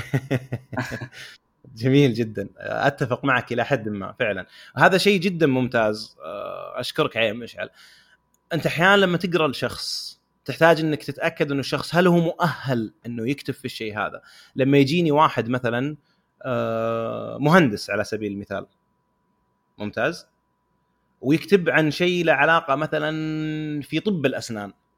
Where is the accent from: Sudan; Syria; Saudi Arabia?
Saudi Arabia; عندنا في السعوديه